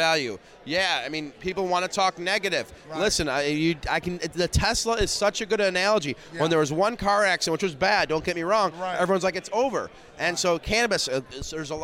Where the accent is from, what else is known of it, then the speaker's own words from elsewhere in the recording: Detroit, Michigan, United States; I'm from Detroit, Michigan